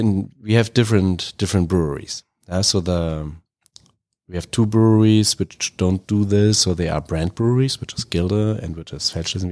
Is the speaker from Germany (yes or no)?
yes; Berlin, Germany; moved away as an adult; now in Charlotte, United States; So I'm from Berlin.